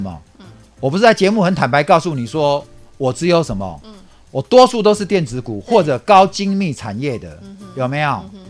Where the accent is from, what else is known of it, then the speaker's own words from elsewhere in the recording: Taipei, Taiwan; 我就在河江街的夜市长大的